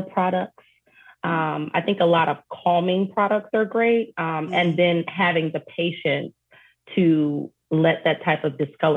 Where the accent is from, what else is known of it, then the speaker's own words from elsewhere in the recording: Detroit, Michigan, United States; growing up in Detroit